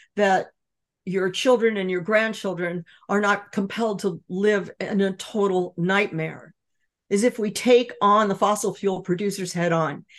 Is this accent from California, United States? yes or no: yes; Los Angeles, California, United States; I grew up in California, surrounded by Standard Oil, with oil derricks offshore, pumping tar onto the beaches